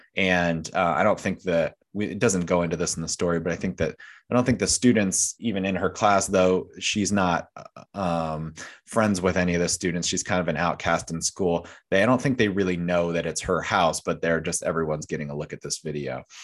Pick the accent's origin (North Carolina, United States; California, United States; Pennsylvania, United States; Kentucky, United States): Pennsylvania, United States; York County, southern; I grew up in York County, so not quite Gettysburg